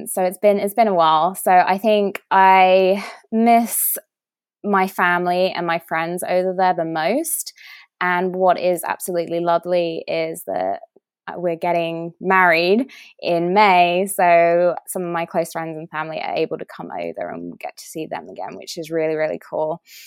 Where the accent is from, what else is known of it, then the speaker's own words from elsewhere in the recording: England, United Kingdom; moved away as an adult; now in United States; I'm English